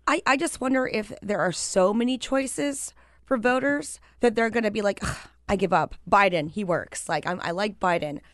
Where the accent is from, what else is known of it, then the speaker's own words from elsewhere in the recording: Pennsylvania, United States; my home state of Pennsylvania